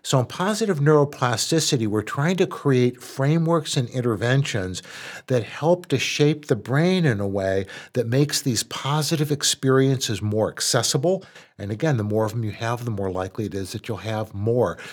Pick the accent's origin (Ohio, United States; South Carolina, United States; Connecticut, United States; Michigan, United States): Michigan, United States; Dearborn; I grew up in Dearborn, which was an all-white town